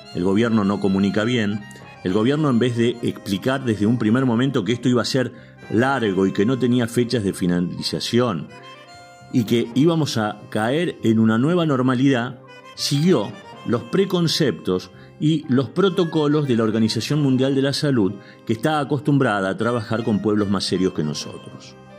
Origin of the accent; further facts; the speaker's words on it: Argentina; Somos argentinos